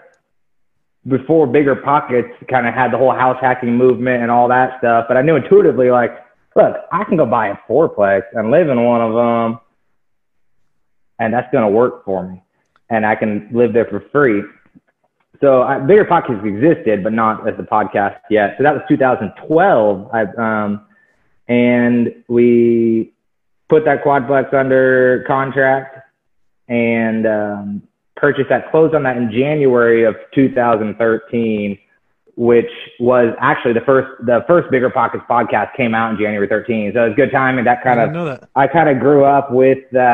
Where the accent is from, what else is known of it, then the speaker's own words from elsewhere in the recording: Dallas, Texas, United States; I'm from Dallas, Texas, Oak Cliff.